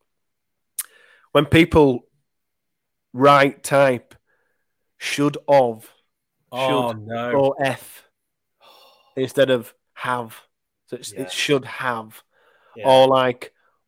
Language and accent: English; Leeds, Yorkshire and the Humber, United Kingdom; I'm from Leeds